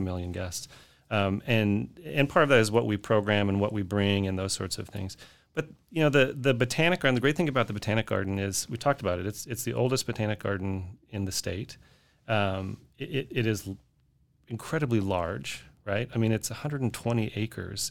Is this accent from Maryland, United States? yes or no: no; Salt Lake City, Utah, United States; moved away as an adult; also born or lived in Austin, Texas; now in Fort Worth, United States; I grew up in Salt Lake City, Utah